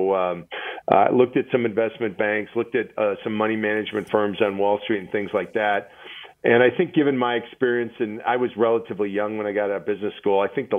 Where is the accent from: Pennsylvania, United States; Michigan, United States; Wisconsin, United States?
Wisconsin, United States; Milwaukee; And then I got recruited to go to Northwestern Mutual, which is in my hometown of Milwaukee.